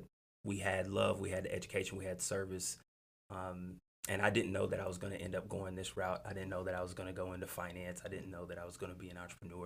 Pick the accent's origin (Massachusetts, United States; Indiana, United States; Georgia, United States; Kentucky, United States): Kentucky, United States; Hazard; growing up in Lotz Creek, Kentucky, in Hazard